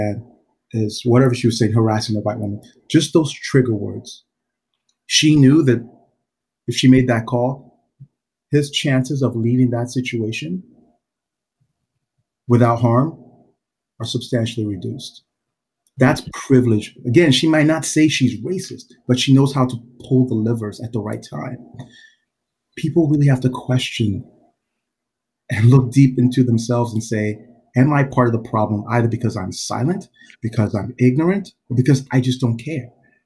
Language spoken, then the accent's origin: English; Georgia, South Carolina, United States; also born or lived in Nigeria; I'm from Nigeria, moved here to the South, South Carolina, Georgia from Nigeria. Very difficult transition. So growing up, those formative years there